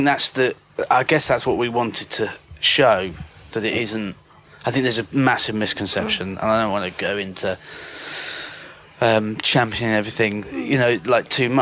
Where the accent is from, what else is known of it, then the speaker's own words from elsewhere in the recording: United Kingdom; as a Brit